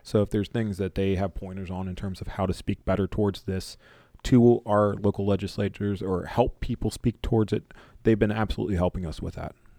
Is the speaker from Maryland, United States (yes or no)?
yes; Maryland, United States; I'm born and raised in Maryland